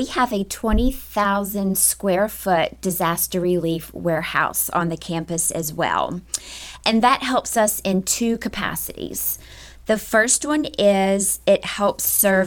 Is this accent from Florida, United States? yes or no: no; Memphis, Tennessee, United States; also born or lived in Arkansas; now in Lakeland, United States; I am originally from Memphis, Tennessee.